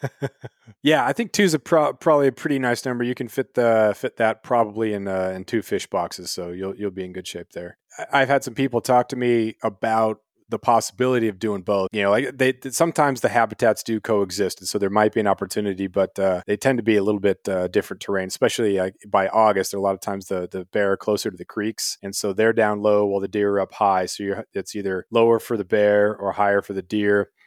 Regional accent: Prince of Wales Island, Southeast Alaska, United States; also born or lived in Colorado / Ketchikan, Alaska; Moved up to, uh, Southeast Alaska, Prince of Wales Island when I was five. My parents moved up from Colorado.

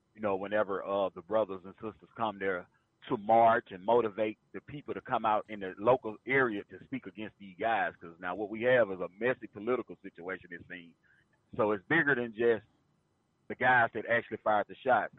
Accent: Mississippi Delta, United States; I'm from uh, the Mississippi Delta area, which is northwest Mississippi

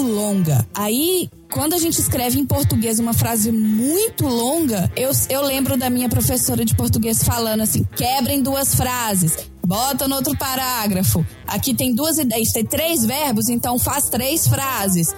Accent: Belo Horizonte, Minas Gerais, Brazil; moved away; sou de Belo Horizonte

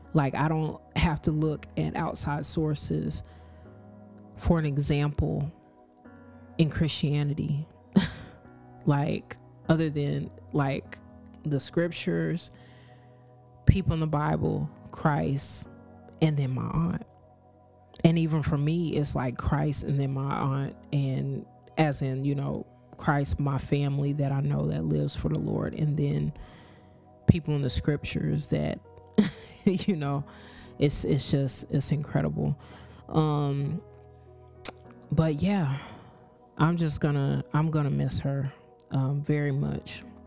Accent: Kansas, United States; I grew up in Kansas, but my parents are from Lakeland, Florida.

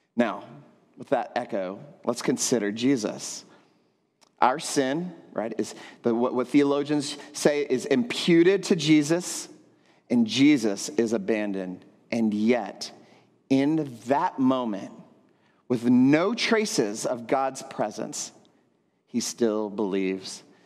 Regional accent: Texas, United States; moved away as an adult; now in San Juan, Puerto Rico; I grew up in Texas

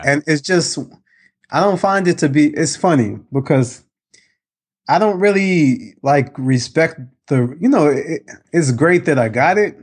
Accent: New York, United States; I grew up in New York, very diverse

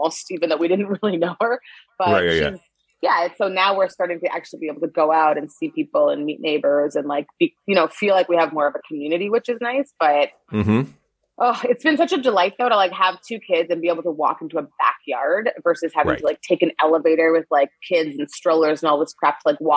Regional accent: Winnipeg, Manitoba, Canada; born or raised there; moved away as an adult; also born or lived in Nigeria / Edmonton; now in Toronto, Canada

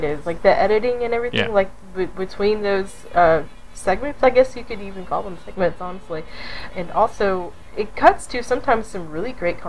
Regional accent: Upper East Tennessee, United States; I grew up in Upper East Tennessee I was a teenager in the 90s

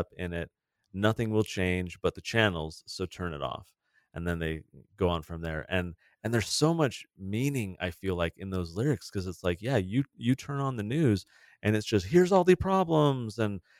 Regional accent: San Diego, California, United States; I grew up in San Diego

